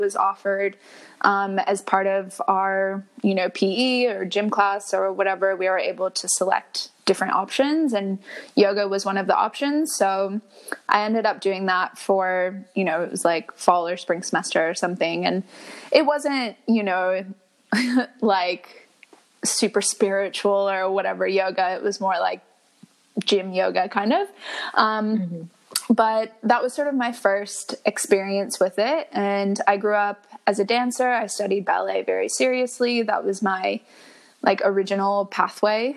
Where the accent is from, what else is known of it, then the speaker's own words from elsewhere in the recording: just outside of Boston, Massachusetts, United States; moved away as an adult; now in Melbourne, Australia; I'm originally from Boston, born and raised just outside of Boston